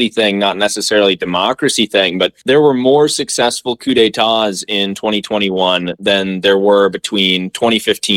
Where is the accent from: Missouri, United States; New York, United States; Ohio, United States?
Missouri, United States; Kansas City; I'm from Kansas City, Missouri